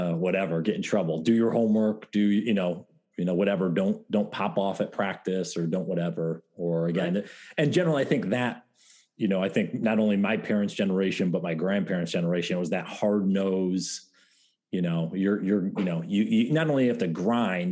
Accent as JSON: {"language": "English", "region": "upstate New York", "country": "United States", "tie": "born or raised there", "said": "I grew up in New York, upstate New York."}